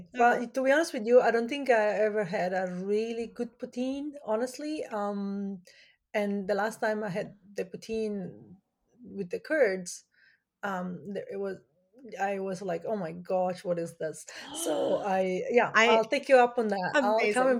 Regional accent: Italy; now in Canada; I grew up in Italy and my major is in fashion design.

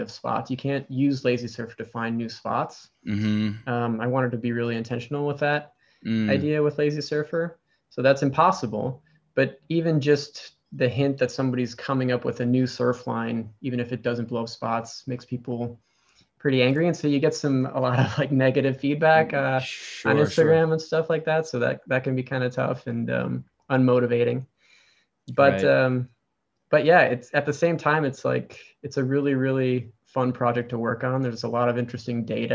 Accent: Wisconsin, United States; now in San Diego, United States; So I live in San Diego, but I grew up in Wisconsin.

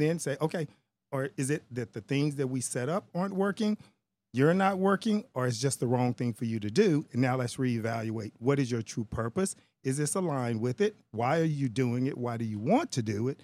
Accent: Texas, United States; I'm African American or because I'm Texan

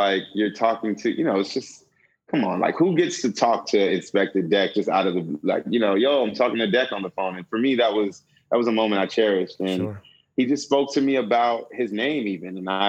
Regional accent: West Coast, United States; because one, I grew up on the West Coast. So by slang, I'm already removed from that slang.

